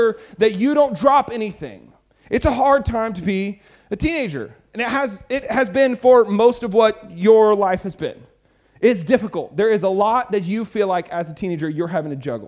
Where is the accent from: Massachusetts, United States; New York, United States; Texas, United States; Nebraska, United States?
Texas, United States; I'm from Texas